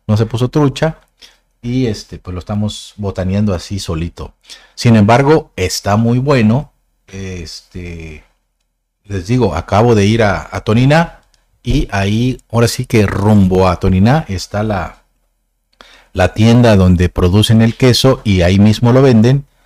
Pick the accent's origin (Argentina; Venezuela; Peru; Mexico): Mexico; somos de México